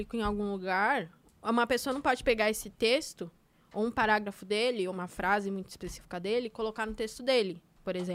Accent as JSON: {"language": "Portuguese", "town": "Taboão da Serra", "region": "São Paulo", "country": "Brazil", "said": "Sou de Tabuão, da Serra."}